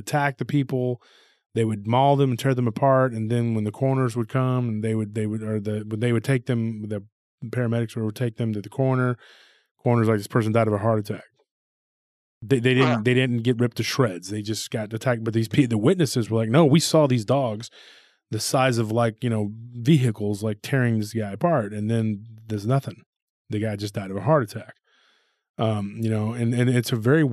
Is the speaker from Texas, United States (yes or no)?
yes; Taylor area, near Austin, Texas, United States; my hometown